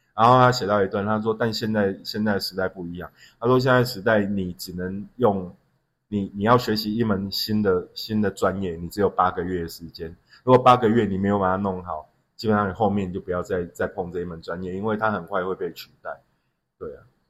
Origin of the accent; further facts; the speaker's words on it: Yunlin County, Taiwan; moved away; also born or lived in Xinzhuang, New Taipei; 我们那边有一另外一个小镇叫土库